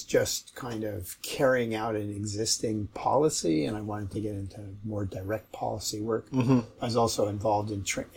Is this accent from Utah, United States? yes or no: no; Berkeley, California, United States; now in Seattle, United States; I was born in Seattle, but I actually grew up in Berkeley.